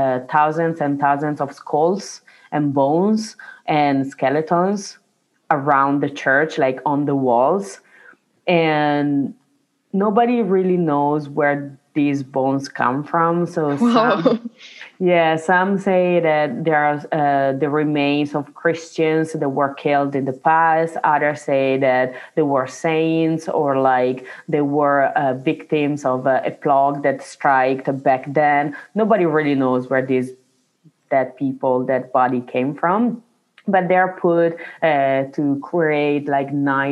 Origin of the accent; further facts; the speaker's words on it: Italy; now in Milan, Italy; my hometown, where I grew up, we have in our church like a finger